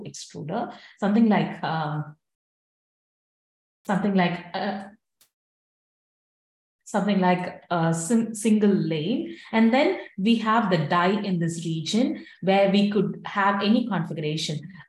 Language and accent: English; India; now in United States; since I'm from India